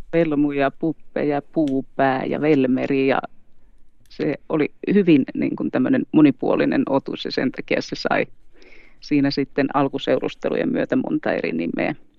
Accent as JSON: {"language": "Finnish", "town": "Tampere", "region": "Pirkanmaa", "country": "Finland", "tie": "born or raised there", "also_born_or_lived": "Helsinki metropolitan area", "moved": "as an adult", "lives_now": "Sodankylä, Finland", "said": "Etelä-Suomesta kotoisin, eli Tampereella syntynyt ja kasvanut"}